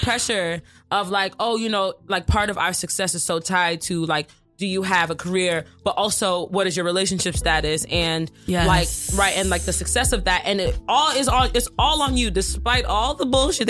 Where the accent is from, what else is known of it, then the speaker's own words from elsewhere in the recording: New York, United States; I grew up in Brooklyn, grew up in New York and all of that, and after school came back